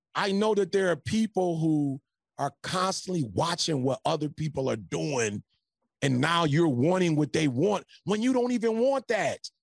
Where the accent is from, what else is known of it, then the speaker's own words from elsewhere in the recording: Detroit, Michigan, United States; now in California, United States; I'm from Detroit